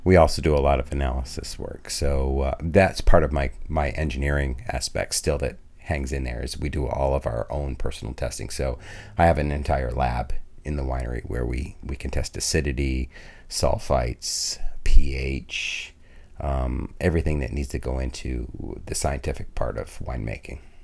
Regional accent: Vermont, United States; also born or lived in New York; And I was born in New York, but grew up mostly in Vermont.

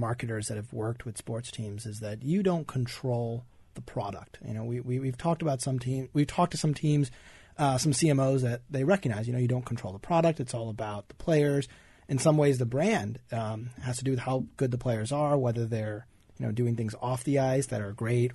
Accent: Tampa, Florida, United States; I'm from Tampa

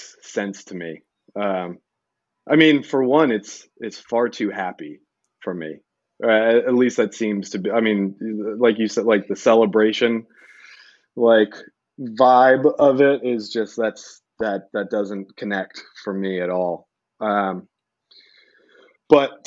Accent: Brookline, Massachusetts, United States; I grew up in right outside of Boston, in Brookline

